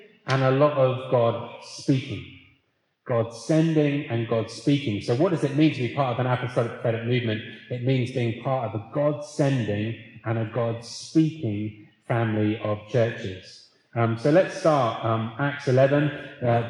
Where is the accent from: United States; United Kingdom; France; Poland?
United Kingdom; Leeds, Yorkshire and the Humber; I'm from Leeds